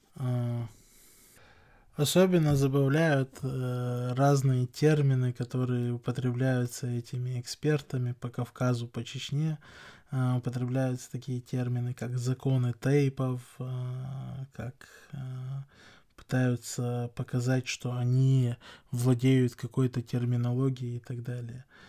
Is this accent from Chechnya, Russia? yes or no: yes; Chechnya, Russia; как чеченец, как человек, который живет в чеченском обществе